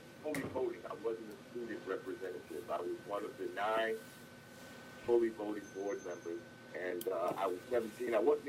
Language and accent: English; Newark, New Jersey, United States; Yes, I am, I was raised in Newark, New Jersey, in the heart of the Central Ward, which is historic, where the historic black community of Newark, New Jersey, has always been located. I was born there at a time